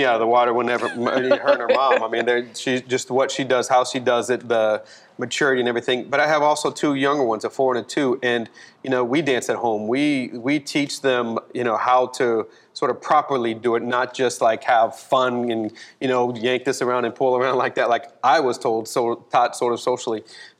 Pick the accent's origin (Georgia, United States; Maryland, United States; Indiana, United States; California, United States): California, United States; born there; also born or lived in Fort Walton Beach, Florida / Destin, Florida; my dad was I was a military brat. We traveled a lot, but I was born in California. Then we moved to Fort Walton, Destin area, and dancing was not on the radar.